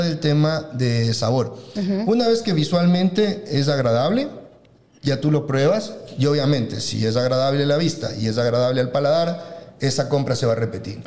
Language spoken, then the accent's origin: Spanish; Ecuador; nosotros como ecuatorianos estamos acostumbrados